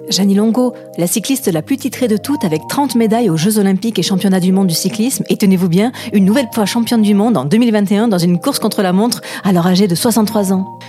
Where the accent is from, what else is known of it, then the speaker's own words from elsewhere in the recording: Ariège, Occitania, France; moved away; J'ai grandi en Ariège quelques années